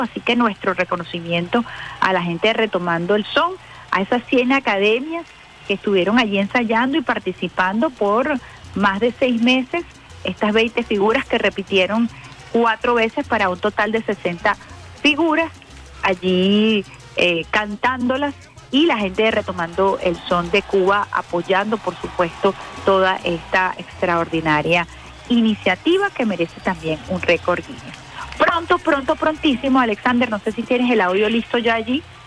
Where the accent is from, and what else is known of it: Venezuela